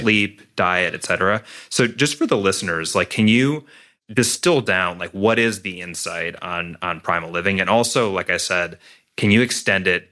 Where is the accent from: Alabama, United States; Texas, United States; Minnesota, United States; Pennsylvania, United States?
Minnesota, United States; I grew up in Minnesota